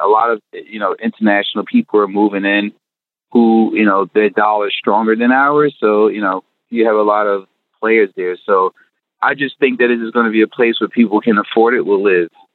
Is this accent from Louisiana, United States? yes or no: no; North New Jersey, United States; I'm born and raised in North New Jersey